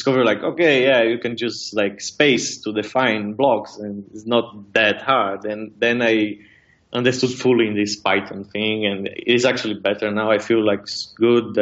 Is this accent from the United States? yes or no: no; Brazil; moved away as an adult; now in Berlin, Germany; my parents didn't have money to pay for my university in Brazil. So yeah, I'm from Brazil.